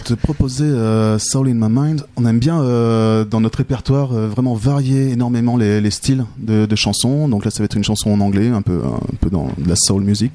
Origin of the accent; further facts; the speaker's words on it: France; moved away as an adult; now in Switzerland; je suis français. J'ai mhm. débarqué en Suisse il y a une quinzaine d'années